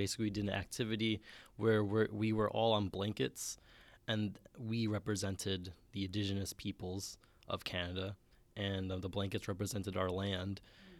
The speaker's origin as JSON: {"language": "English", "town": "New York City", "region": "New York", "country": "United States", "said": "I'm from the Bronx, New York."}